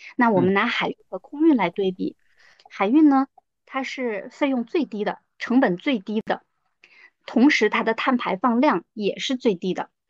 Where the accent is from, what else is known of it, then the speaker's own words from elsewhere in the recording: Chongqing, China; moved away as an adult; also born or lived in Beijing / New Zealand / Quanzhou; now in Shenzhen, China; 我其实从小是在重庆长大的